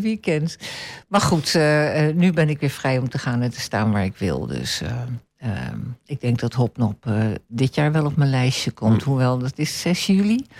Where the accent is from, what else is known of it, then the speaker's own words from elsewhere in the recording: Venezuela; now in Almelo, Netherlands; ik ben opgegroeid in Venezuela